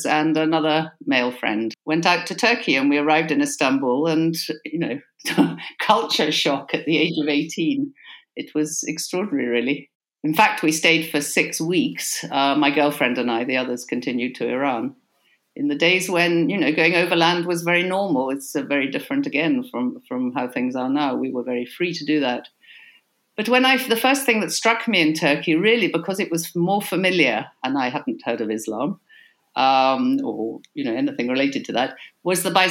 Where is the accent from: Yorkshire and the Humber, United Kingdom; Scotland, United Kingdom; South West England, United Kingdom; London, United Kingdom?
Scotland, United Kingdom; Argyll; also born or lived in Callander; I grew up in Argyll on Loch Awe, in a very isolated situation on a sheep farm